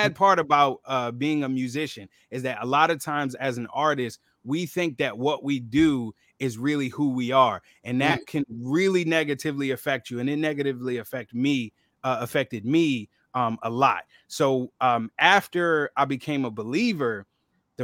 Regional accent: Philadelphia, Pennsylvania, United States; growing up in Philly

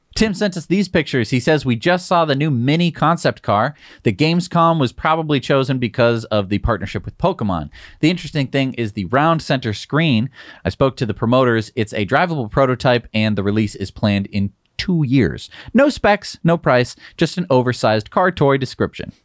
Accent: United States; I'm an American.

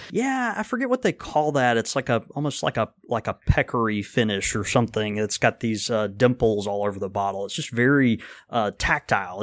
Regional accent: Jackson, Mississippi, United States; as a twelve-year-old, you know, boy in Jackson, Mississippi

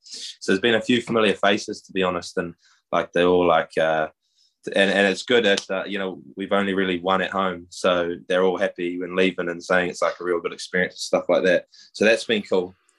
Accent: Whakatane, Bay of Plenty, New Zealand; moved away as an adult; now in United States; we're, we're both from New Zealand. Um, grew up in the Bay of Plenty, a small town called Whakatane

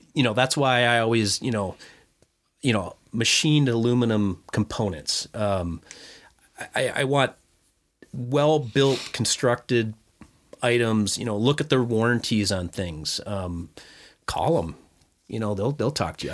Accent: Lindstrom, Minnesota, United States; that's even where I grew up in Lindstrom and Chisago area

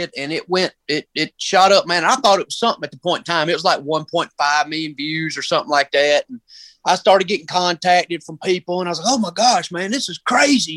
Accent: Union, South Carolina, United States; I'm from Union, South Carolina

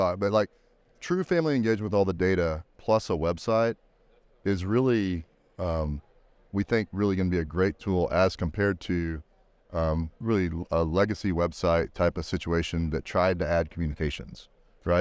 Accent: Texas, United States; I grew up in Texas, so Hutto, Taylor, those, those types of areas

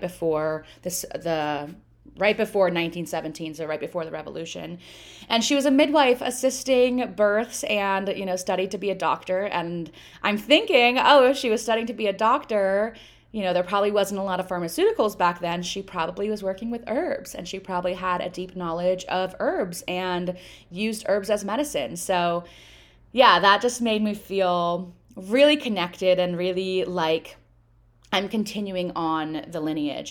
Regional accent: United States; I'm American, I grew up in America

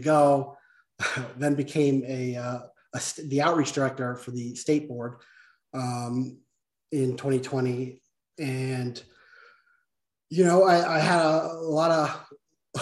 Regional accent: right outside of Philadelphia, Pennsylvania, United States; moved away as an adult; now in Colorado, United States; I grew up in right outside of Philadelphia

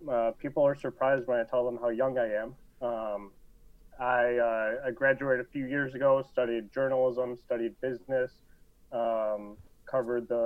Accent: Lombard, Illinois, United States; in Lombard. Um, so grew up out there, been in been in the Chicago area my whole life.

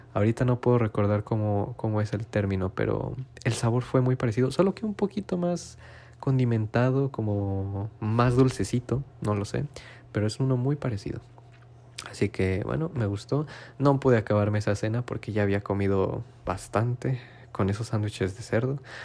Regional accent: Mexico; moved away as an adult; now in Japan; familia mexicana

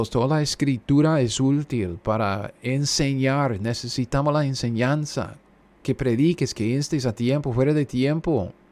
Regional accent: United States; also born or lived in Kansas; yo soy un gringo cualquiera viviendo en Kansas.

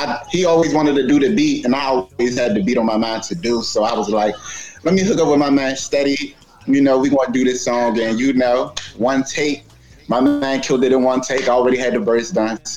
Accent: Capitol Heights, Maryland, United States; now in Clinton, United States; I'm right now I'm residing out of Clinton. I'm actually from Cap Heights.

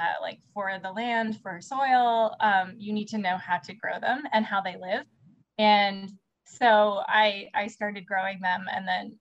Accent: Canada; moved away as an adult; now in Riverside, United States; I'm actually from Canada. Originally.

